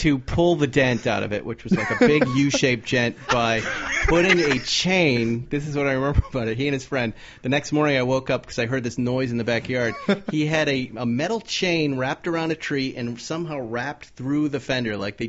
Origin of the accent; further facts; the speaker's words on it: Massachusetts, United States; Really new, you know, because I grew up in Massachusetts. It's American muscle cars.